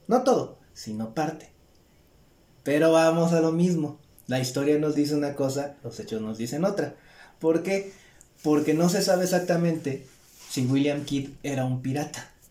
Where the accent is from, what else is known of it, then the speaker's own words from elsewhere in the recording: Mexico; nosotros somos mexicanos